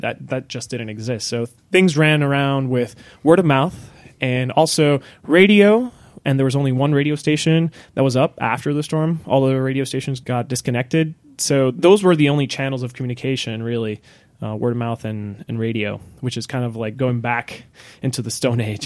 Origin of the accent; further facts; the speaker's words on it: Puerto Rico; moved away; born and raised in Puerto Rico